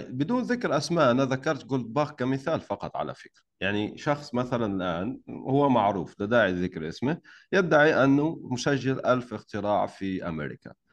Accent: Algeria; انا وانت جزائري على فكره تعرف لو لو ما كنت جزائري مش راح احكي معك هذا الكلام

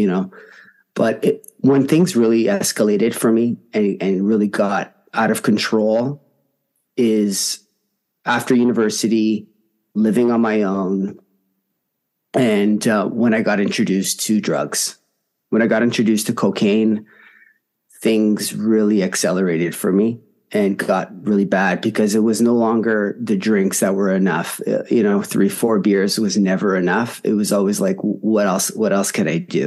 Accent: Toronto, Ontario, Canada; I'm from Toronto, Canada

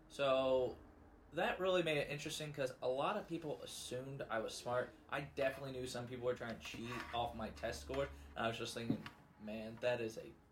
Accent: Festus, Missouri, United States; I am from Festus. I've moved around a lot

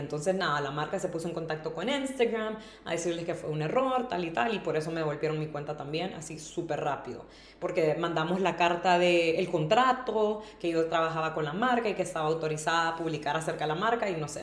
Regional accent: Honduras; moved away as an adult; also born or lived in Tegucigalpa; now in Madrid, Spain; irme de Honduras

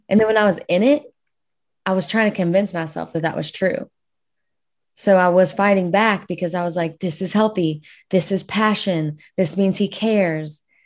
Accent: South Louisiana, United States; I'll say that I am from Louisiana, like, South Louisiana.

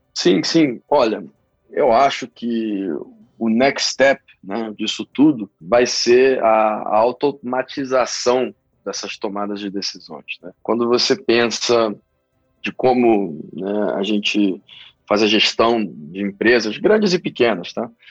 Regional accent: Rio de Janeiro, Brazil; moved away; also born or lived in Peru; Eu sou peruano originalmente, eu acabei de me mudar de volta para o Brasil, eu cresci no Rio

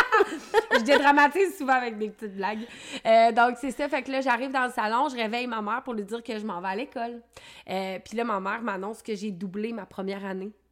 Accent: Quebec City, Quebec, Canada; je suis native de Limoilou

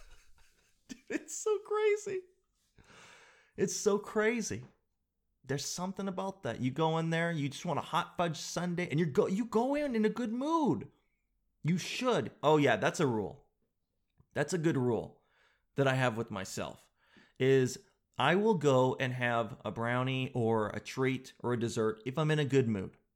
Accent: Canada; being all Canadian

